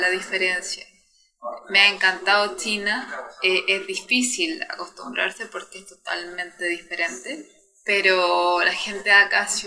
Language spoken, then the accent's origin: Spanish; Santiago, Santiago Metropolitan Region, Chile; Yo vengo de Santiago de Chile. Es el último país del mundo y mi ciudad está en el centro de Chile. Es una ciudad muy bonita, Chile entero es lindo. una ciudad moderna